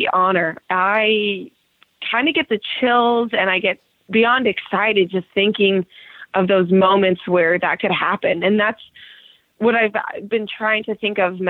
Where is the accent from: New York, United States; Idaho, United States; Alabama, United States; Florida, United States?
Idaho, United States; Meridian; I'm still from Meridian, Idaho.